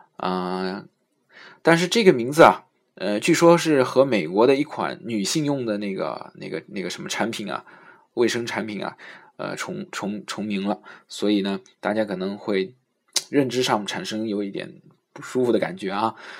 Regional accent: China; 是我们中国人发音特别难的一个音

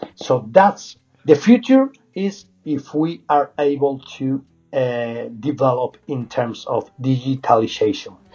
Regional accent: Salamanca, Castile and León, Spain; English is a second language; moved away; I'm from Salamanca

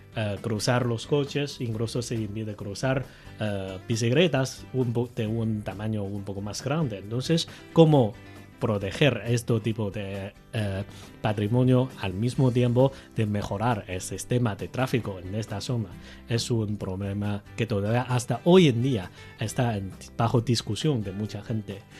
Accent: Beijing, China; Spanish is a second language; yo soy de Beijing, he vivido a aquí por más de 30 años de edad

